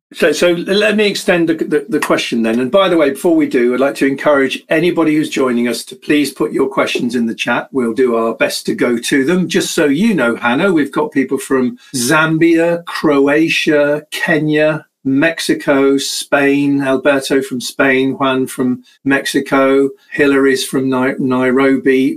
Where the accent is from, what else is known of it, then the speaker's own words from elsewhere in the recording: United Kingdom; I'm British